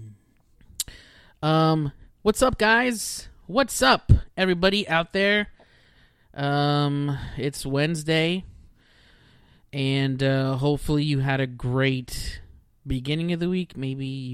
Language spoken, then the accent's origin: English; Texas, United States; also born or lived in Houston, Texas / Corpus Christi, Texas / Rio Grande Valley, Texas / Dallas, Texas; I was born in Houston, Texas. I pretty much just stayed in Texas the whole time, my whole life